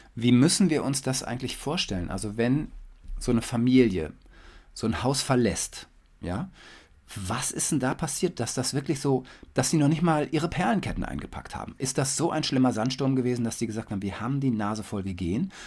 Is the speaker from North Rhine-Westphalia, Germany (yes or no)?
yes; Detmold, North Rhine-Westphalia, Germany; moved away as an adult; Also ich aus Detmold, du aus Recklinghausen. Ja. Und ich liebe meine Heimat immer noch, obwohl ich jetzt schon seit über 30 Jahren nicht mehr zu Hause wohne